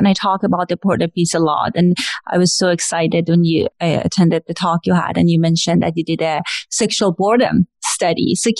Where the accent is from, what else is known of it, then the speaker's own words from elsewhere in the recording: Iran; accent: Iranian; moved away; you can probably guess from my accent, I'm Iranian and I'm an immigrant.